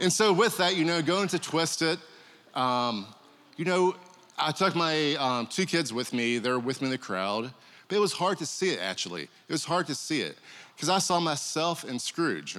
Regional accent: Kentucky, United States; Growing up, I grew up in Kentucky

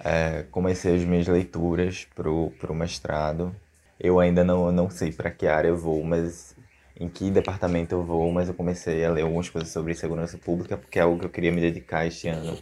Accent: Sirinhaém, Pernambuco, Brazil; sou natural de Siriaém

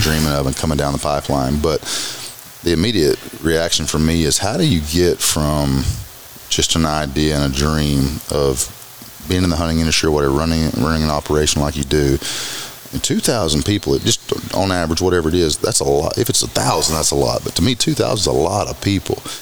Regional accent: Arkansas, United States; As redneck as we are from Arkansas

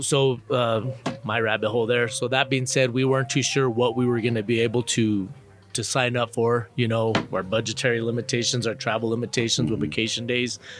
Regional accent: Albuquerque, New Mexico, United States; I'm from Albuquerque, New Mexico.

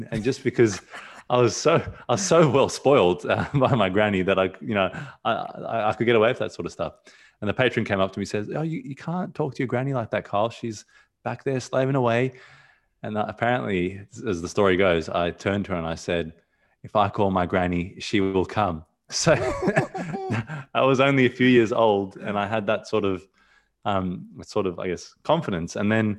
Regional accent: Australia; also born or lived in Johannesburg, South Africa; So, you know, originally I'm from South Africa, Johannesburg, and I was, you know, I spent a few years in South Africa, and I moved over to Australia when I was two.

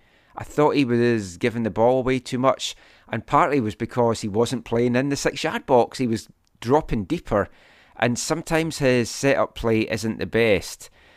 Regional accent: Scotland, United Kingdom; I'm Scottish.

